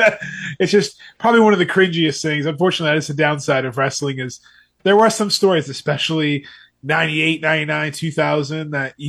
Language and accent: English; New Hampshire, United States; moved away as an adult; now in North Carolina, United States; so we both grew up in small little towns in New Hampshire.